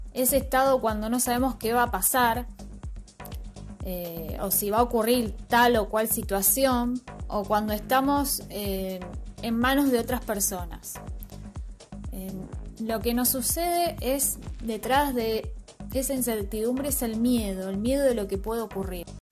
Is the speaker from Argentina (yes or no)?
yes; Rosario, Santa Fe, Argentina; soy de Rosario